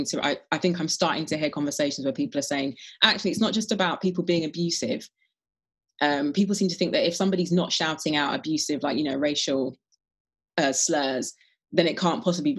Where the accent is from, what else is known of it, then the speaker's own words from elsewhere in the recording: London, United Kingdom; I grew up in Brent, which is one of the most diverse, if not the most diverse borough. It certainly was in the 70s and 80s anyway, in London